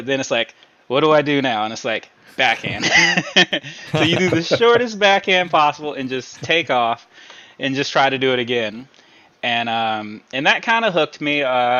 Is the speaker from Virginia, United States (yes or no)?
yes; Virginia, United States; moved away as an adult; I'm from Virginia, so that's where the NASCAR part comes in.